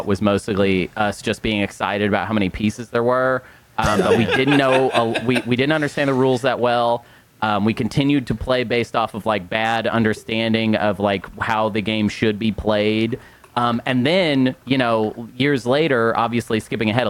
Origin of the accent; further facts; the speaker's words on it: Arkansas, United States; moved away; We're all Arkansans